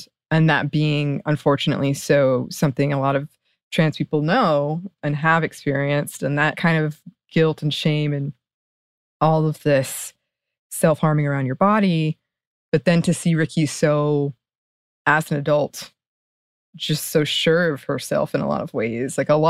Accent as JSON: {"language": "English", "region": "West Virginia", "country": "United States", "said": "And given that I'm from West Virginia, its Appalachian setting called to something inside of me."}